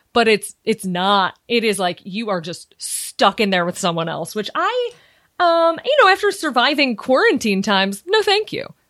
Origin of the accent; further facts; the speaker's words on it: Chicago, Illinois, United States; moved away as an adult; also born or lived in New York; now in Los Angeles, United States; I grew up in Chicago